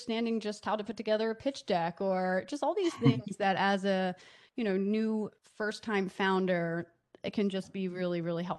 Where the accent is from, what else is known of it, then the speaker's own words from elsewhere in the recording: Delaware, United States; moved away as an adult; also born or lived in New York; now in Los Angeles, United States; I grew up in Delaware